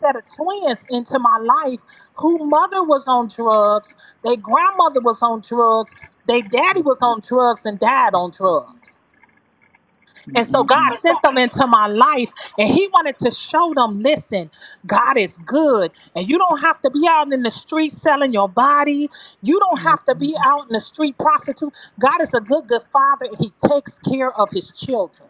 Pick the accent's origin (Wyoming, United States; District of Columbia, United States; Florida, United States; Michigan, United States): Michigan, United States; also born or lived in Chicago; now in Illinois, United States; I grew up in Michigan where my family were drug dealers